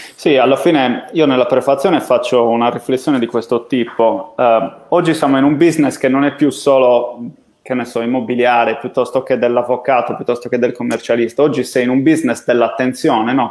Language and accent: Italian; Sardinia, Italy